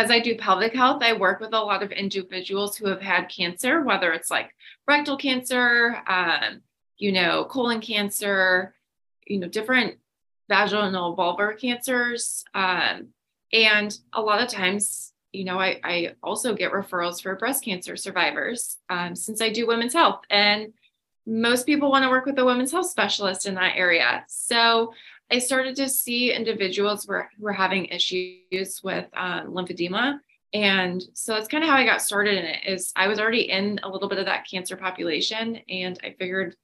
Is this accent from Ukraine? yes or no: no; northwest suburbs of Chicago, Illinois, United States; moved away as an adult; also born or lived in Missouri; now in Florida, United States; I'm from the Midwest. So northwest suburbs of Chicago